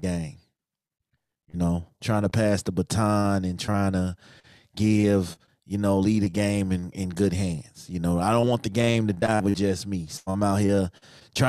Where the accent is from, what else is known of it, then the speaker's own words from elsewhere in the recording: Chicago, Illinois, United States; moved away; I'm from Chicago, Inglewood, born and raised